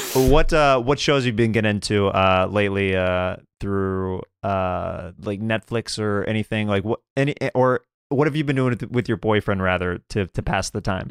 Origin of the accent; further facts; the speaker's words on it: Kansas, United States; I'm, I'm from Kansas